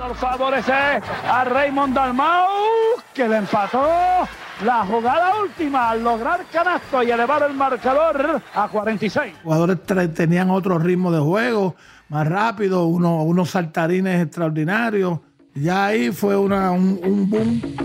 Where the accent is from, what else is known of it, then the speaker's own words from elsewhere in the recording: Puerto Rico; Nosotros no tenemos ejército, Puerto Rico no tenemos ejército